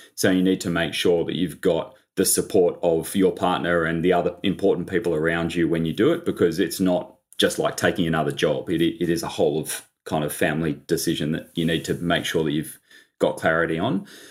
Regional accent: Sydney, New South Wales, Australia; also born or lived in London; I grew up in Sydney, um, on the beaches

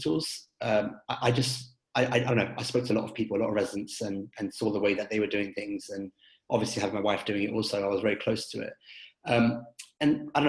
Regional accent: London, United Kingdom; moved away as an adult; now in United States; I was born and raised in London and completed my education over there.

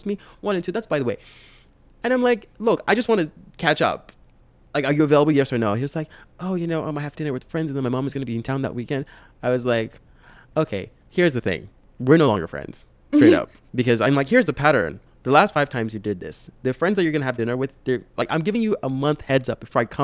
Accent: Nigeria; moved away; I'm Nigerian

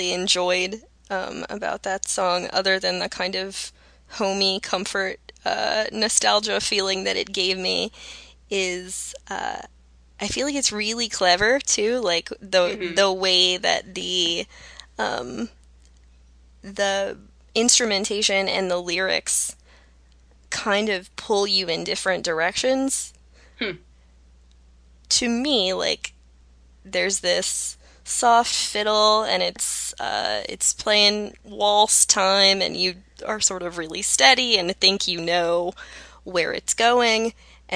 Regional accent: Georgia, United States; now in Midwest, United States; I'm from Georgia originally. I live in the Midwest now

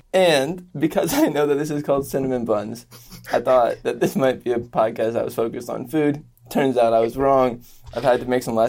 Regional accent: United States; first language French; I only heard French. I was born in America. Like, my mom spoke English. My whole family spoke English.

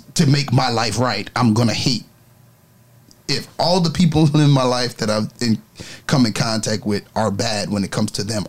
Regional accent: New York City, New York, United States; I was raised in New York.

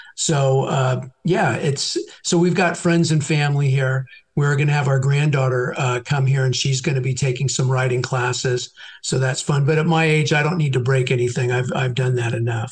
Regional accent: San Francisco, California, United States; moved away as an adult; now in Dallas, United States; I'm a California. I was born in San Francisco

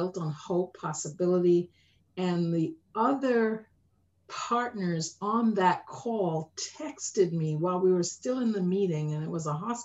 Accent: London, United Kingdom; moved away; my own journey of growing up in Tottenham

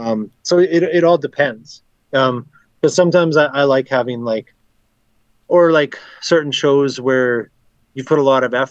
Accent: Flin Flon, Manitoba, Canada; moved away; also born or lived in Minnesota / Winnipeg; I'm from Minnesota, but I grew up in Flin Flon

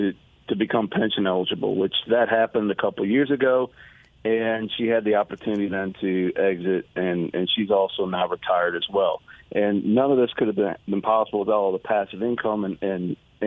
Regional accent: Knoxville, Tennessee, United States; now in Houston, United States; I'm from Knoxville. That's home to me.

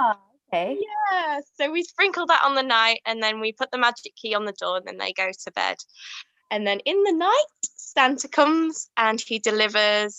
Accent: Yorkshire and the Humber, United Kingdom; we're from Yorkshire

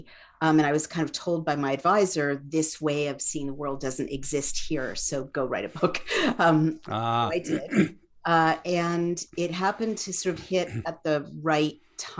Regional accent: San Francisco, California, United States; So Parnassus Heights, right above the Haight-Ashbury.

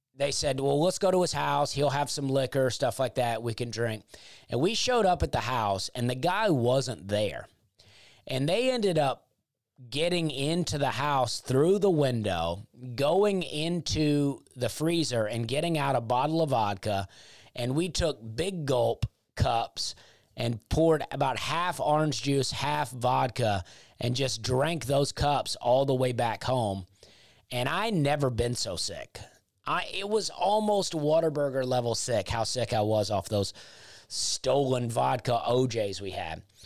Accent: Opelika, Alabama, United States; also born or lived in Penton, Alabama; My family's from there, but I grew up in Opelika

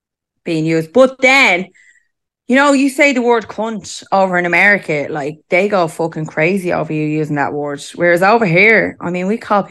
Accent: Ireland; Listen, I mean, we're Irish.

